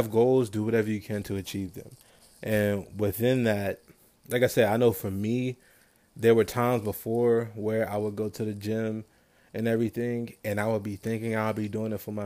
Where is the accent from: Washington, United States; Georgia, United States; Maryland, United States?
Maryland, United States; I'm from Maryland.